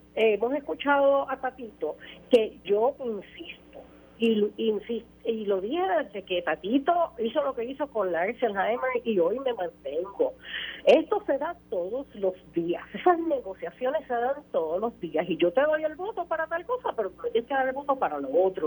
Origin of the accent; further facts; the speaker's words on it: Puerto Rico; como puertorriqueña